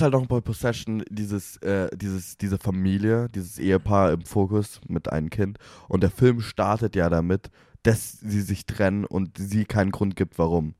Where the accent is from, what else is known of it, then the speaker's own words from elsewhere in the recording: Germany; Wir sind Deutsche